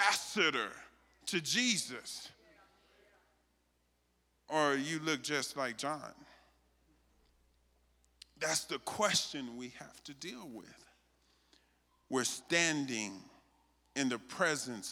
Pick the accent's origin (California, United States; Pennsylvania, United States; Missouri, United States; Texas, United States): Texas, United States; I'm from Texas